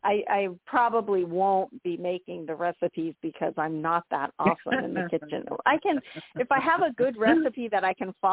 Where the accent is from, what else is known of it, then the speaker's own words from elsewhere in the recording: San Diego, California, United States; now in Florida, United States; I was born and raised in San Diego